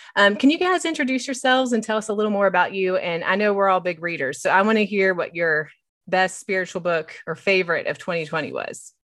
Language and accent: English; West Virginia, United States; moved away as an adult; now in Knoxville, United States; I hail from West Virginia, but I've lived in Knoxville for thirteen years